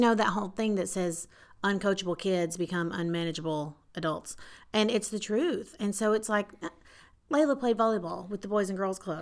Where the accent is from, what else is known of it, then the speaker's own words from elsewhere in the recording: Paris, Texas, United States; born and raised Paris, Texas.